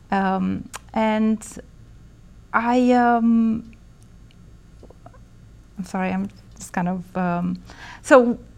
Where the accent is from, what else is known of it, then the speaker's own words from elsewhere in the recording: Bucharest, Romania; moved away as an adult; also born or lived in Bristol, United Kingdom; So I was born in Bucharest, Romania in the 70s. And um, I grew up there all my life and studied architecture in college. And I left Romania in 95, um, moving to Bristol, UK